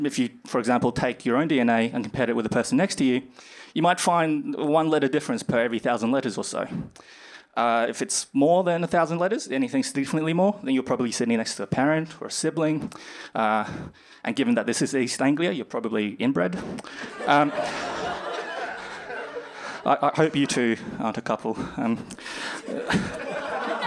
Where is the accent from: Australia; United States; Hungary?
Australia; Brisbane, Queensland; moved away as an adult; now in United Kingdom; I'm originally from Australia, in Brisbane, and I came here about 2 years ago to start my PhD